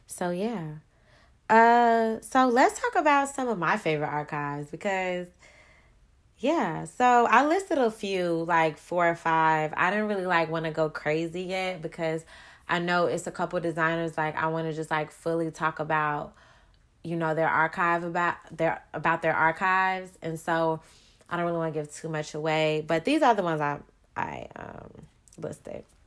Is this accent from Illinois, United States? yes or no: yes; Chicago, Illinois, United States; I'm from Chicago